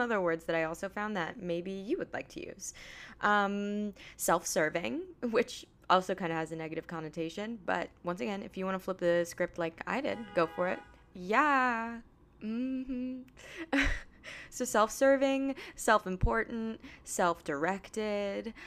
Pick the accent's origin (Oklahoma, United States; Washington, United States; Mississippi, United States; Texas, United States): Washington, United States; Pacific Northwest; also born or lived in Virginia; now in New York, United States; I grew up in the Pacific Northwest by water